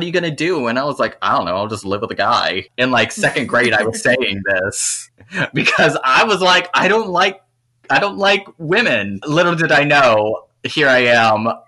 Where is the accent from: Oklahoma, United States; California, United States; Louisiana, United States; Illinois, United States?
Louisiana, United States; I grew up on a chicken farm in mid-Louisiana